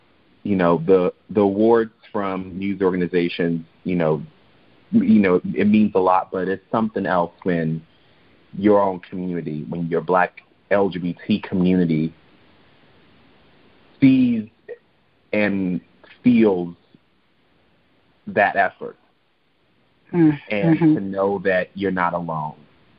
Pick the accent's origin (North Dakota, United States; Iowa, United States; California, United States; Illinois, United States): Illinois, United States; Chicago; it was for me a real culture shock growing up in Chicago and being in a Black neighborhood that wasn't even majority Black at first.